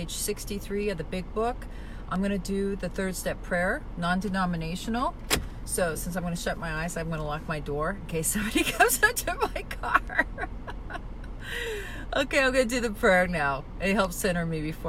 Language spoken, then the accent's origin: English; Spokane, Washington, United States; now in Palm Springs, United States; back home, I'm from Spokane, Washington